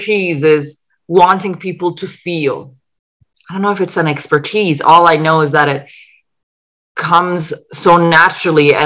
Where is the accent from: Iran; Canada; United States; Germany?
Iran; moved away; also born or lived in England; I was born in Iran